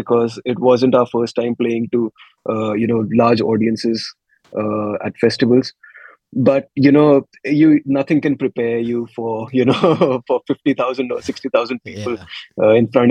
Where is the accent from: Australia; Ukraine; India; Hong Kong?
India; we're Indian